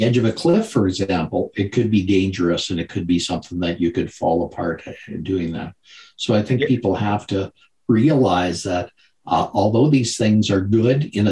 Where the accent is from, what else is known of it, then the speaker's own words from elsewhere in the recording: Canada; I grew up in Canada, yes.